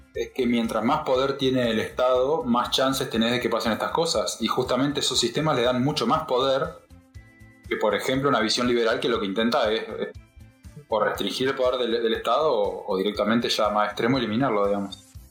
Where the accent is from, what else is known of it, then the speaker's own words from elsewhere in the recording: Argentina; nosotros digo como Argentina